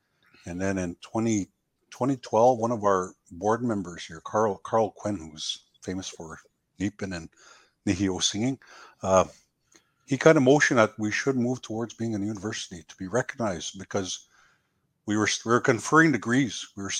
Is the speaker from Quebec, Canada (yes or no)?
no; Goodfish Lake First Nation, Alberta, Canada; I come from the Goodfish Lake First Nation, originally where I'm from.